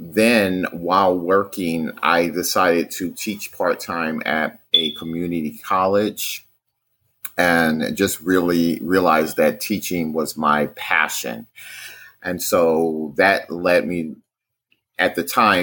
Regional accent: New York City, New York, United States; I grew up in Brooklyn, New York, which is basically a part of the city of New York City

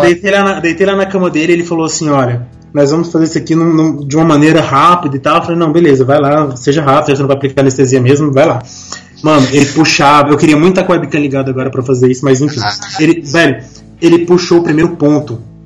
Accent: Goiânia, Goiás, Brazil; moved away; A gente cresceu junto lá em Goiânia

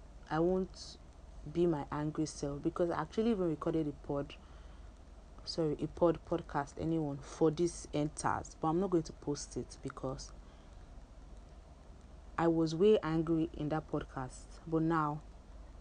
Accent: Nigeria; as a Nigerian youth right now

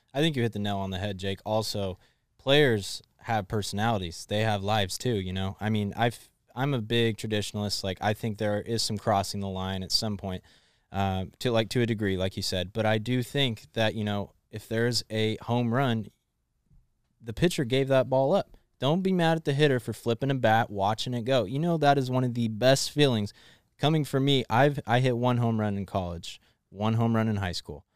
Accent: Elk Grove, California, United States; I'm from Elk Grove

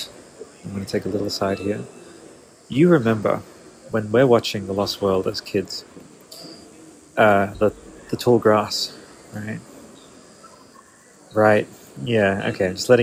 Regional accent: Australia; growing up in Australia as a dinosaur kid

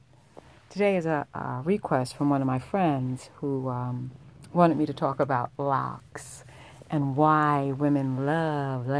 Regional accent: New York, United States; I was a young girl, and I grew up in New York

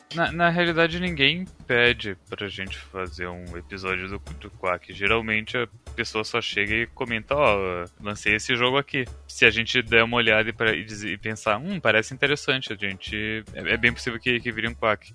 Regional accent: Brazil; a gente fala Raven, tipo o Ra brasileiro

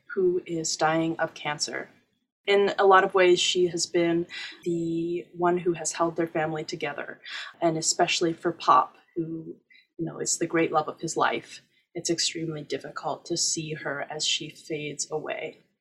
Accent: Dartmouth, Nova Scotia, Canada; I grew up in Dartmouth, Nova Scotia

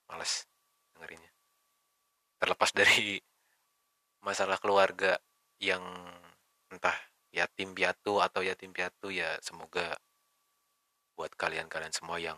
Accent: Bekasi, West Java, Indonesia; born there; gue lahir di Bekasi

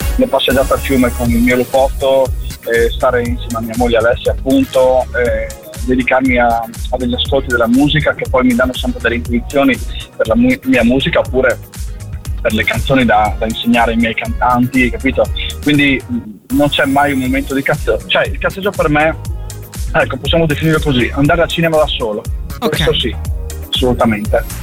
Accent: Friuli-Venezia Giulia, Italy; sento le radici del mio paese, le radici della mia terra, del Friuli, molto forti in me

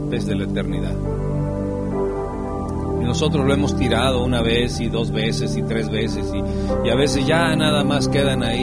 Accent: Michoacán, Mexico; Yo soy de Michoacán, desde aquí, … es de Michoacán.

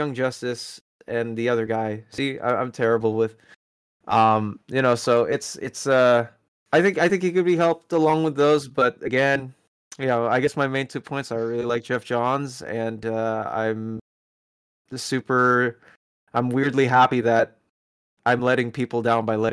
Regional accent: Philippines; moved away; I am originally from the Philippines. I'm Filipino

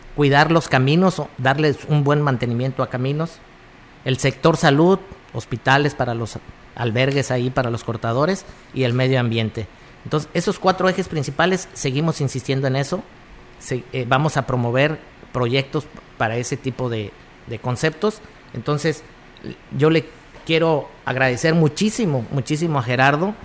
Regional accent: Plan de San Luis, San Luis Potosí, Mexico; yo vengo de ahí de Plan de San Luis

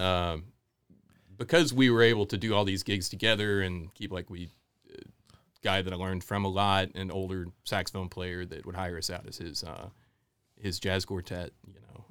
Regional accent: Houston and Dallas, Texas, United States; also born or lived in Memphis, Tennessee / New Orleans; now in New River Valley, Virginia, United States; I grew up mostly in Houston and, and Dallas

